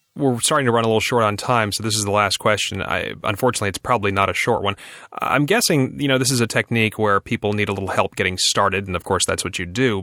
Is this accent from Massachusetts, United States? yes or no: no; Virginia, United States; my home state of Virginia